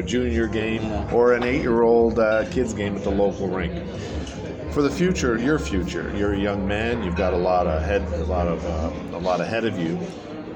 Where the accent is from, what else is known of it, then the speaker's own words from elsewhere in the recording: Canada; growing up in Canada in 1972. I was 12 years old